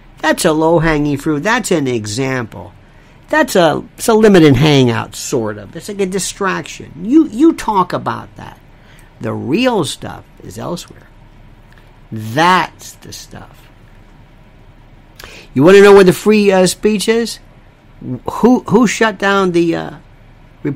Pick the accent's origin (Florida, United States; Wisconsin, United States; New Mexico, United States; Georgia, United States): Florida, United States; I was raised in Florida